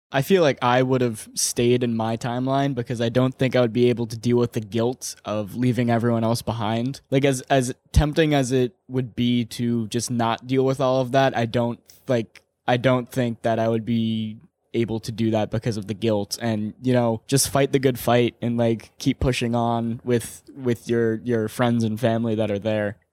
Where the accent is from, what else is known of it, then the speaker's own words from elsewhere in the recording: Ireland; I'm Irish